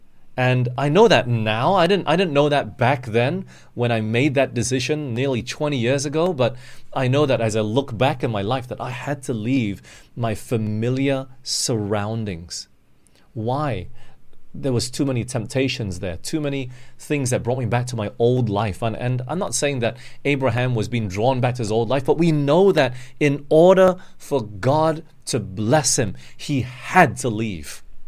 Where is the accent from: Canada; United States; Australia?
Australia; also born or lived in Singapore / Malaysia / England; I grew up in Australia for 10 years. It's not all my life. I've jumped around. I was born in Singapore. Then we moved to Malaysia for 2 years. And we went to England for 5 years, came back to Malaysia for 6 years.